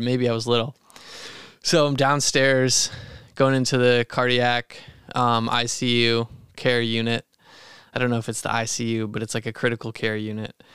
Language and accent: English; Maine, United States; growing up in Maine, we'd run through the woods, tall grass